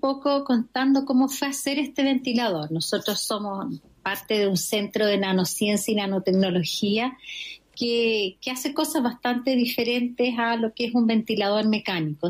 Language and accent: Spanish; Arica, Arica y Parinacota, Chile; Yo soy ariqueña